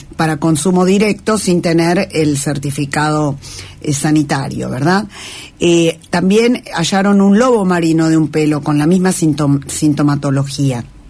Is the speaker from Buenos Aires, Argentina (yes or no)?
no; Tierra del Fuego, Argentina; somos de Tierra del Fuego y Tierra del Fuego es un lugar con mucho espacio.